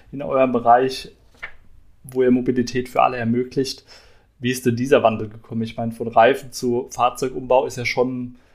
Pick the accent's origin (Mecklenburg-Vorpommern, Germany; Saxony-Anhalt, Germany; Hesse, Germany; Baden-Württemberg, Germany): Baden-Württemberg, Germany; Neckargemünd; Ich komme gerade ums Eck rum, ich komme ja aus Neckargemünd